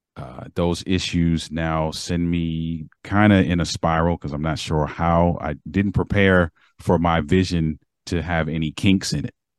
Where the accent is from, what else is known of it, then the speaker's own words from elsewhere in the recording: Baltimore, Maryland, United States; moved away; I'm from Maryland